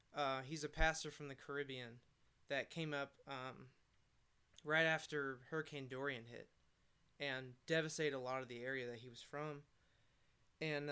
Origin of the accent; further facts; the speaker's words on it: Atlanta, Georgia, United States; now in Murfreesboro, United States; I'm from Atlanta